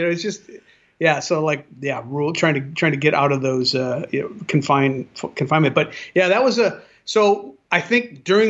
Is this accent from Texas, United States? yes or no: no; San Pedro, California, United States; I'm from San Pedro